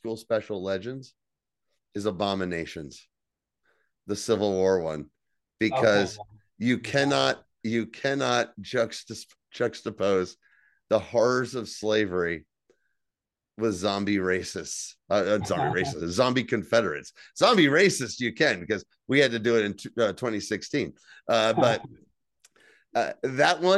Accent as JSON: {"language": "English", "region": "New Jersey", "country": "United States", "said": "I'm from New Jersey"}